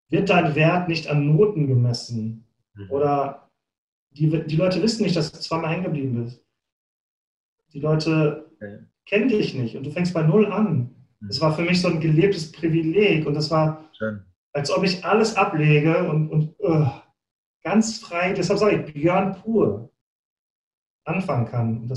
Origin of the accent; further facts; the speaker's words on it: Bochum, North Rhine-Westphalia, Germany; Ich komme mhm. aus Bochum, ich bin auf Kohle und Stahl geboren sozusagen.